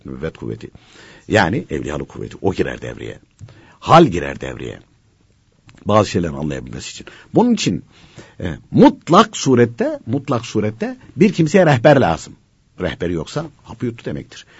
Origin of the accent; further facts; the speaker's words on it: Konya, Turkey